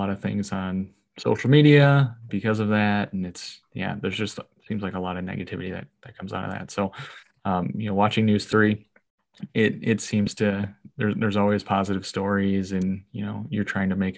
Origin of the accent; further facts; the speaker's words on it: Monroe, Wisconsin, United States; also born or lived in Madison, Wisconsin; I'm born and raised in Monroe. I went to college in Madison and I moved back home.